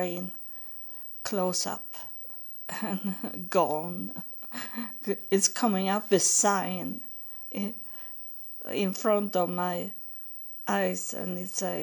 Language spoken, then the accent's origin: English; Sweden; English is a second language; I am from Sweden, and my ancestors from Norway